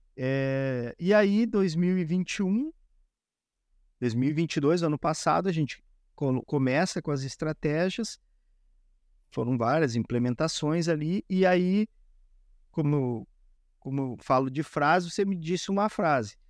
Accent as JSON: {"language": "Portuguese", "region": "Rio Grande do Sul", "country": "Brazil", "said": "Como gaúcho, todos os dias, duas vezes por dia, é chimarrão direto"}